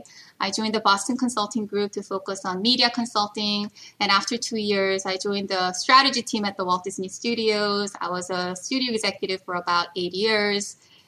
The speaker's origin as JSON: {"language": "English", "country": "South Korea", "tie": "born or raised there", "also_born_or_lived": "Paris, France / New Jersey, United States", "moved": "yes", "lives_now": "United States", "said": "first-generation immigrant in the U.S., originally from Korea. I moved around quite a bit growing up. I was born in Korea. I lived in Paris when I was little. I lived in New Jersey when I was in high school, moved back to Korea"}